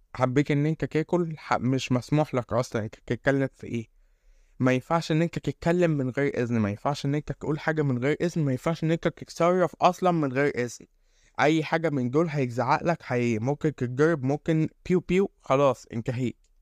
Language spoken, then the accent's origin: Arabic; Egypt; عندنا في مصر